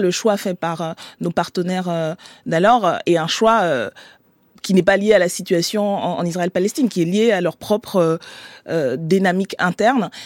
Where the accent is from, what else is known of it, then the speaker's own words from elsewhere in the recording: Gabon; now in Paris, France; je suis née et j'ai grandi au Gabon